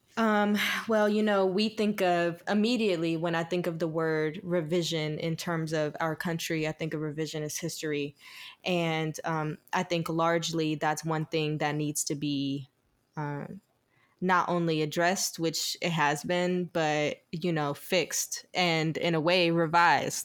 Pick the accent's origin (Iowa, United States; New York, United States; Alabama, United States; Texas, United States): Alabama, United States; Eufaula; also born or lived in Georgetown, Georgia; I grew up in Eufaula, Alabama, Georgetown, Georgia. It's, like, right on the border of Georgetown and Alabama. So my mom's house was in Georgia, but I went to school in Alabama